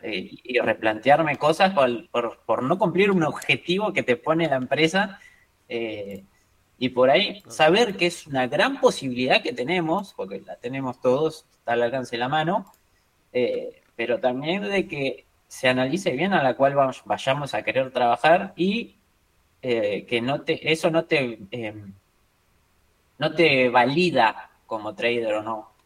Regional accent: Argentina; yo soy argentino

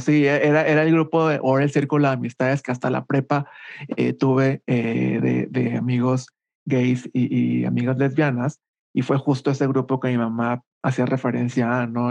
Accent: Culiacán, Sinaloa, Mexico; moved away as an adult; also born or lived in Monterrey; now in Mexico City, Mexico; soy originario de Culiacán, Sinaloa. Ahí viví los primeros 18 años de mi vida.

